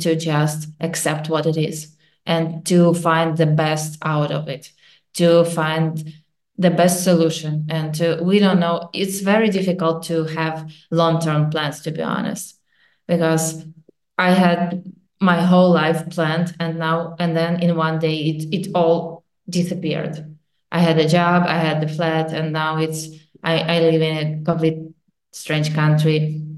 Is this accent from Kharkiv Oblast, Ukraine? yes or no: no; Kyiv, Ukraine; moved away as an adult; now in Poland; We are from Kyiv, and every day there are attacks